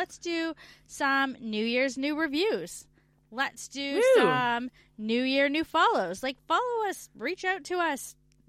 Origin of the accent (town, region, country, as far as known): Canada; moved away as an adult